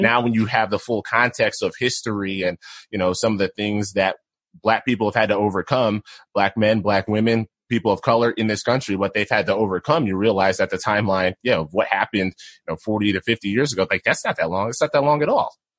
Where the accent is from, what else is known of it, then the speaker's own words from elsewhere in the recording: Philadelphia, Pennsylvania, United States; moved away as an adult; also born or lived in Syracuse, New York / Idaho Falls, Idaho; now in Boise, United States; I'm from the Philadelphia area originally, then went to school at Syracuse